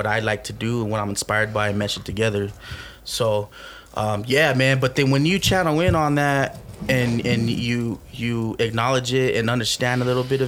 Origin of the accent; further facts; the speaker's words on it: Albuquerque, New Mexico, United States; I grew up in the hood in Albuquerque